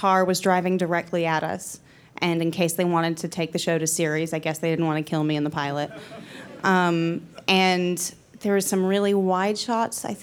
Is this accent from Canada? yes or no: no; New Zealand; now in United States; I grew up in New Zealand